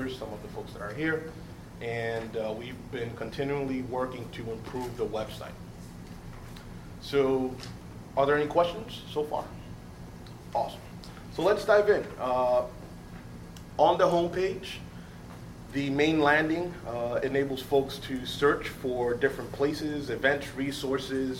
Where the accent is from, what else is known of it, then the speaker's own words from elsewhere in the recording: New York City, New York, United States; I was born and raised in Harlem